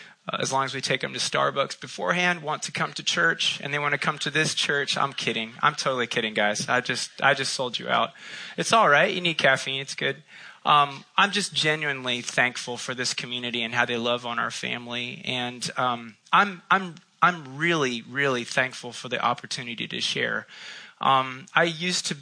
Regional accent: Midwest, United States; now in Charlotte, United States; I grew up in the Midwest, but I've been down south since 1990

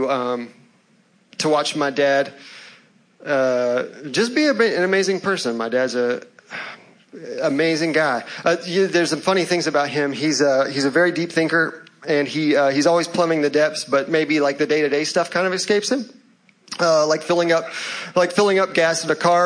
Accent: Louisville, Kentucky, United States; now in Charlotte, United States; I was born in Louisville, Kentucky

